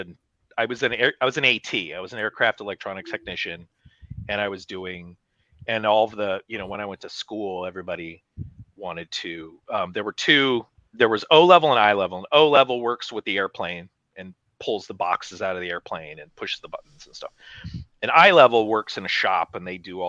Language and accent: English; Pacific Northwest, United States; I grew up in the Pacific Northwest